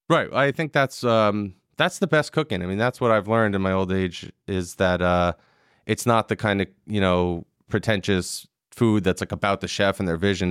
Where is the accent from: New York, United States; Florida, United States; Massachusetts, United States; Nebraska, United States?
New York, United States; Long Island; also born or lived in Manhattan; I lived in New York until I was six, and then I moved to Long Island where I grew up